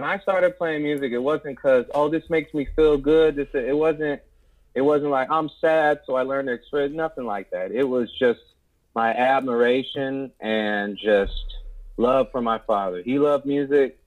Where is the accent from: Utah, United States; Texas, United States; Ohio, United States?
Ohio, United States; Cleveland Heights; I grew up in Cleveland Heights, which is a suburb